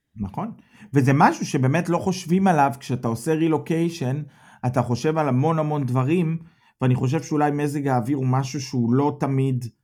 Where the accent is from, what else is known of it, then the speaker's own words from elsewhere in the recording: Petah Tikva, Central District, Israel; moved away as an adult; now in Germany; מפתח תקווה